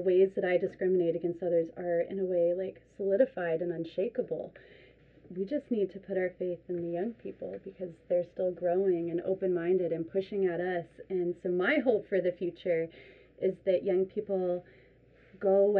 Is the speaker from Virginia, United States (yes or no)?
yes; Richmond, Virginia, United States; moved away; I'm from Richmond, Virginia